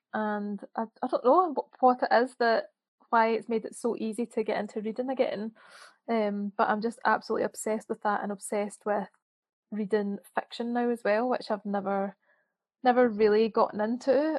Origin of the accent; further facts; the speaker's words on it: Scotland, United Kingdom; now in Birmingham, United Kingdom; I live in Birmingham, but I'm from Scotland